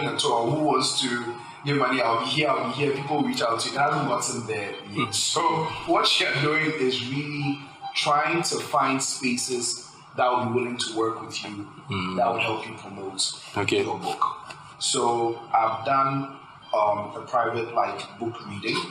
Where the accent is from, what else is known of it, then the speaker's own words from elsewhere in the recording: Ghana; I'm a Ghanaian. And the way I think is because I am a Ghanaian